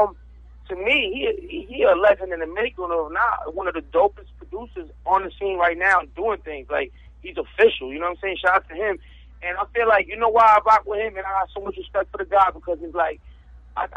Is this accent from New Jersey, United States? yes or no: yes; New Jersey, United States; also born or lived in Miami, Florida; I was born in Miami, but I was raised in Jersey